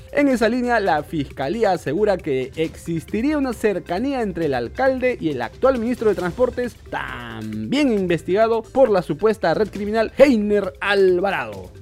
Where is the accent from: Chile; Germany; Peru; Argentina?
Peru; Yo soy peruano y como todo peruano